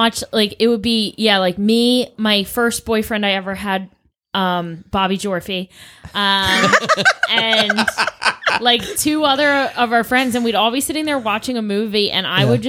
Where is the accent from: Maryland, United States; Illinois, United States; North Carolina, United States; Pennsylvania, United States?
Maryland, United States; Baltimore; moved away; I'm from Baltimore. I'm not from here.